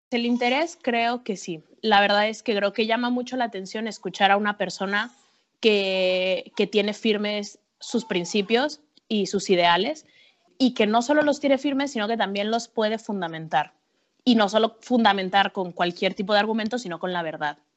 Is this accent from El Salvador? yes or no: no; Mexico City, Mexico; moved away as an adult; also born or lived in Acapulco / Iceland; now in Madrid, Spain; yo soy mexicana, soy, nací en Acapulco, pero crecí en la Ciudad de México